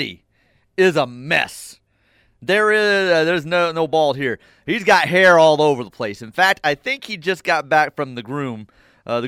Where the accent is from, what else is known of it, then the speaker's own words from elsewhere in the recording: United States; I'm American